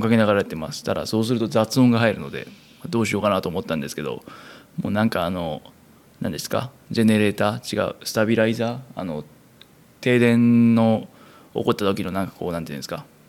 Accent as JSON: {"language": "Japanese", "region": "Kansai", "country": "Japan", "tie": "born or raised there", "moved": "as an adult", "said": "生まれも育ちも関西という生粋の関西人"}